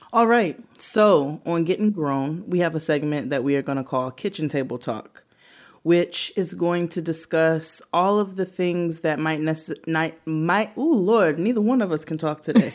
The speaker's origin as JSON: {"language": "English", "town": "New York City", "region": "New York", "country": "United States", "said": "I'm, I'm from Brooklyn"}